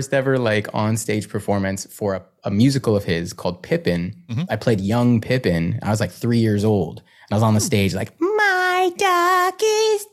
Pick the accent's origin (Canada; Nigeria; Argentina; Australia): Canada; Oakville, Ontario; now in Toronto, Canada; I'm from Oakville originally, which is like 20 minutes outside Toronto